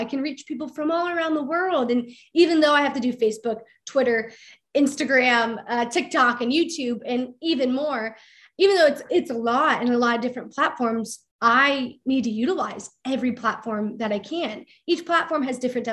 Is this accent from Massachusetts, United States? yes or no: no; Akron, Ohio, United States; my hometown, Akron, Ohio